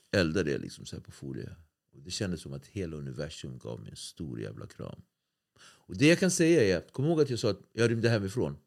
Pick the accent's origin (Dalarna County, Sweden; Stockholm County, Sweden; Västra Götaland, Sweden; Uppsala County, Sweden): Stockholm County, Sweden; Nacka; jag är från Nacka